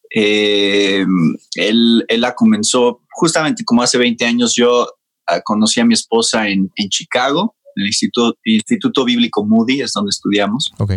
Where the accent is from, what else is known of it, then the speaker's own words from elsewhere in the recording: Mexico City, Mexico; also born or lived in Georgia, United States; yo nací en México y crecí en México. Ok, entonces, soy mexicano